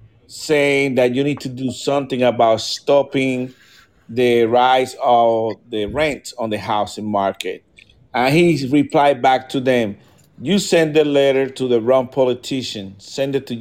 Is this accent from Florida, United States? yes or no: yes; Florida, United States; We're from Florida, too